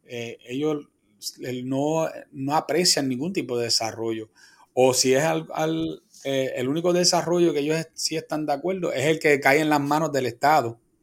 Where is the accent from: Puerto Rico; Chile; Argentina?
Puerto Rico; Quebradillas; aquí en, mi pueblo de Quebradillas